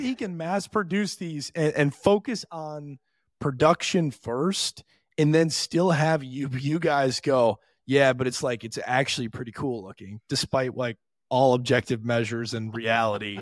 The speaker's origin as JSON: {"language": "English", "town": "Detroit", "region": "Michigan", "country": "United States", "said": "I'm from Detroit"}